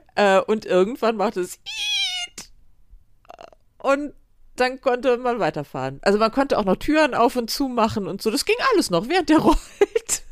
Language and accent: German; Germany; ich als Deutsche